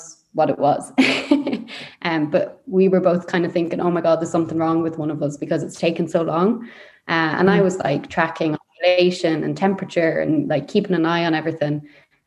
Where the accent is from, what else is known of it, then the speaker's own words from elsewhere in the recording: Leitrim, Connacht, Ireland; now in Sligo, Ireland; I'm from Leitrim, and I had a very kind of hippie, kind of free kind of childhood